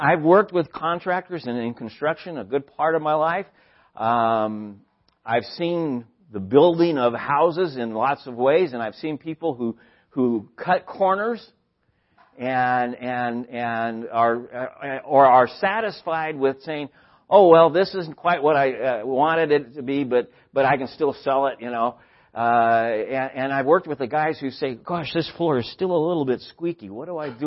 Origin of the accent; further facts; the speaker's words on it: San Luis Obispo, California, United States; where I grew up in San Luis Obispo in 1969